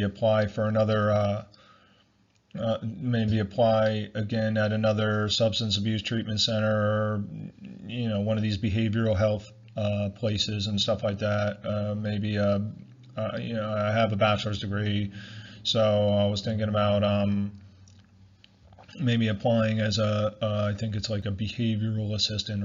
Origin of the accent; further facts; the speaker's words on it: United States; me being born in America and being an American all my life